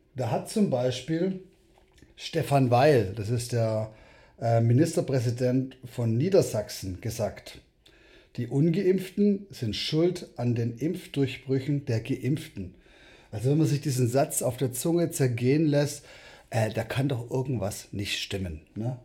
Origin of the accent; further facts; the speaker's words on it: South Africa; now in Germany; ich bin selber in Südafrika geboren